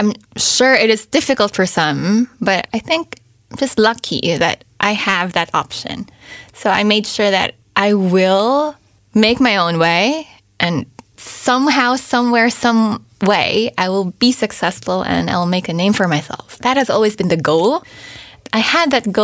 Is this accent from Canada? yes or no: no; Philippines; first language English; moved away; I grew up in the Philippines, but I only spoke English